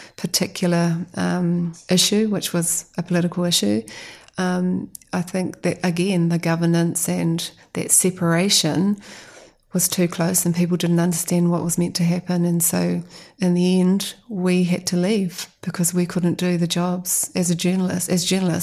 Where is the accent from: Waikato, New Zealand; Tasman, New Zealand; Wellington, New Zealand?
Waikato, New Zealand; Waikato Tainui, New Zealand; I'm from Waikato Tainui